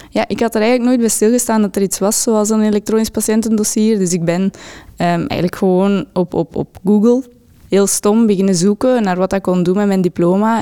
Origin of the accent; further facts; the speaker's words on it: Dendermonde, Flanders, Belgium; also born or lived in Ghent; Ik kom uit Dendermonde, de stad van trots bij ehm, ik woon ook geregeld in Gent nu